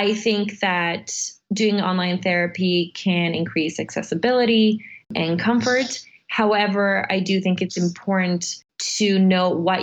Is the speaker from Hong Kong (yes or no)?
no; Serbia; moved away; Since I grew up in Serbia, I was born in Serbia. I lived through about two wars by the age of nine.